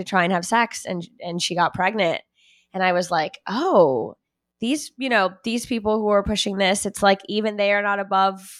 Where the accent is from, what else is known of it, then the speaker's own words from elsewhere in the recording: Miami, Florida, United States; I grew up in Miami